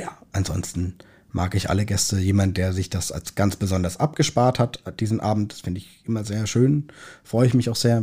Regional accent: Kaiserstuhl, north of Freiburg, Baden-Württemberg, Germany; moved away as an adult; now in Hamburg, Germany; Ich komm, äh, vom Kaiserstuhl an der Grenze zum Elsass, nördlich von Freiburg

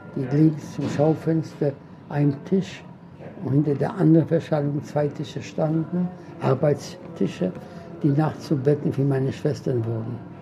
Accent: Łódź, Łódź Voivodeship, Poland; first language Polish; German is a second language; moved away; Im Zentrum der Stadt lodge meine Geburtsstadt

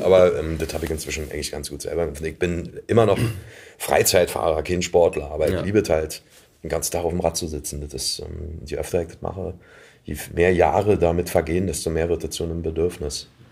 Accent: Berlin, Germany; Ich bin halt in Pankow geboren

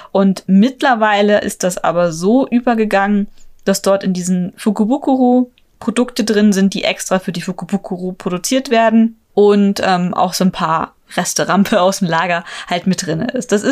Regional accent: Germany; Lucky Bag sagt man bei uns in Deutschland.

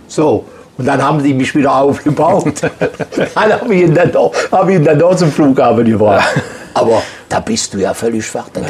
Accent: Aachen, North Rhine-Westphalia, Germany; Ich bin aus Aachen

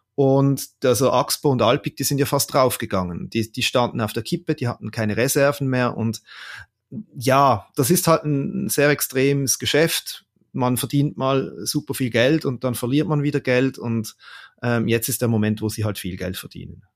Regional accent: Switzerland; bei uns in der Schweiz

